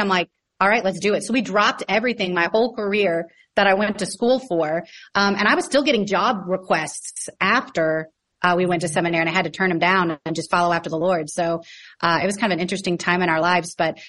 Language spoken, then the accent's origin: English; St. Louis, Missouri, United States; I grew up in St. Louis, Missouri with my mom and my dad and my younger brother, Dan. And we just grew up in South County, a nice suburb life.